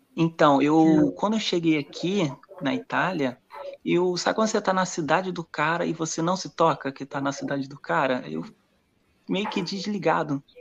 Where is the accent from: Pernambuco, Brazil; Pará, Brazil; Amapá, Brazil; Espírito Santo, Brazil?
Espírito Santo, Brazil; moved away as an adult; also born or lived in Rio de Janeiro, Brazil; now in Caraguatatuba, Brazil; eu sou do Rio de Janeiro, da capital mesmo, né? E mas os últimos, eu morei 20 anos no Espírito Santo, passei um bom período lá